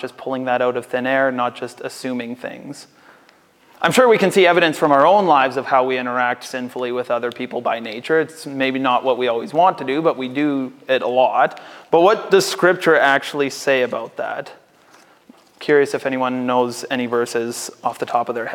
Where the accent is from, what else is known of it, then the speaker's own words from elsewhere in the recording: Canada; as North American Canadians